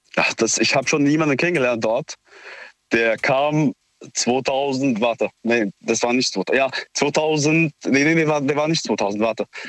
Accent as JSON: {"language": "German", "country": "Syria", "moved": "yes", "lives_now": "Neustadt, Germany", "said": "Ich komme selbst auch aus Syrien"}